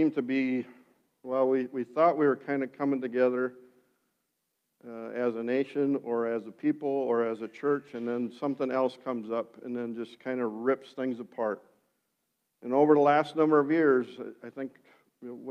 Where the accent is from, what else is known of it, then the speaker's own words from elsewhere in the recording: Sioux County, Iowa, United States; white Dutch and growing up in Sioux County